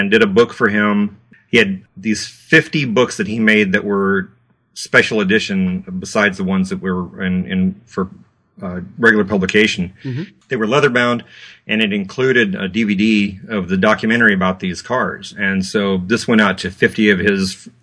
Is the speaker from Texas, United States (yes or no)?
yes; Texas, United States; also born or lived in New Mexico; And I moved from New Mexico to Texas